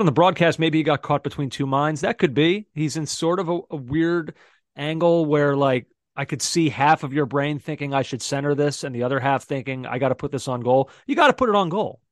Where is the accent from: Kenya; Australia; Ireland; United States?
United States; as American fans and analysts